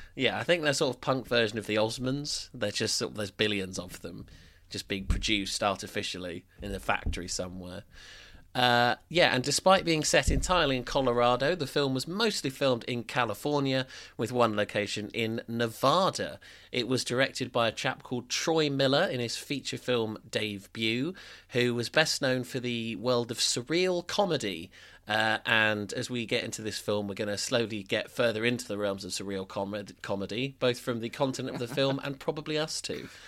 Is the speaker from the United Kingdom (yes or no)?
yes; United Kingdom; we're British